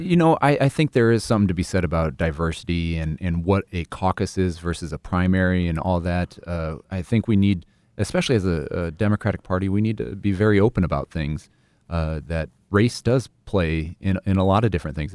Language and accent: English; Sioux City, Iowa, United States; moved away as an adult; also born or lived in Seattle; the Sioux City Journal, my hometown paper